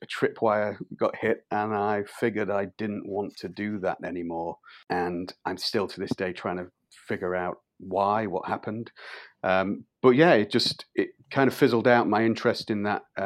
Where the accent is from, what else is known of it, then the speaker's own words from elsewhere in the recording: Grimsby, Yorkshire and the Humber, United Kingdom; where I'm from Grimsby and Cleethorpes, which is on the east coast of England